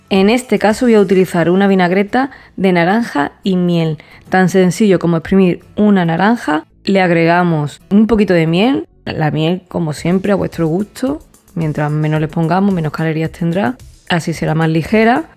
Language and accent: Spanish; Andalusia, Spain; he dicho sen ya porque soy andaluza